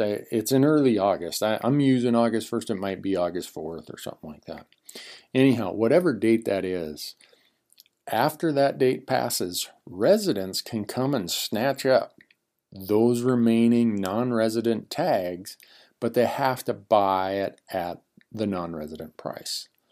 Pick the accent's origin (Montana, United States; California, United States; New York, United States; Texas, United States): Montana, United States; my home state of Montana